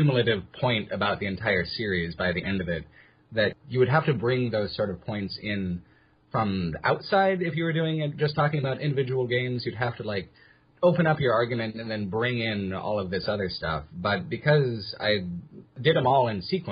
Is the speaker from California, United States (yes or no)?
yes; outside of San Diego, California, United States; I grew up outside of San Diego in California.